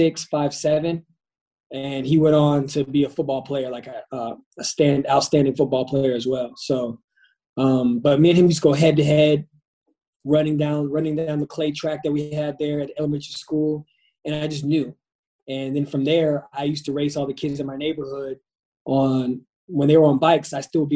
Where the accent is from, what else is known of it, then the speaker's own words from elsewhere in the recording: Pensacola, Florida, United States; also born or lived in Brooklyn, New York; now in Qatar; I grew up in Pensacola, Florida. I was born in Brooklyn, New York. My dad was in the military. We moved down to Pensacola, Florida